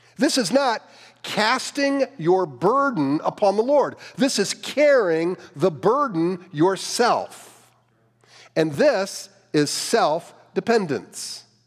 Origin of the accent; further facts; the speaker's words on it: Cleveland, Ohio, United States; I grew up in the Cleveland area